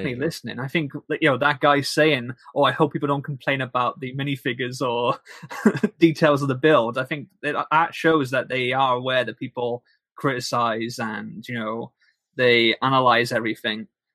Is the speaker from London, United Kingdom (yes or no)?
no; Wales, United Kingdom; I'm British and I'm Welsh.